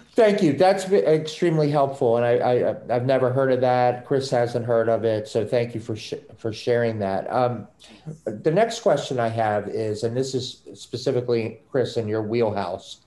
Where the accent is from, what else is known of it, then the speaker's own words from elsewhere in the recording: Maryland, United States; now in Massachusetts, United States; I'm from Maryland, I moved up here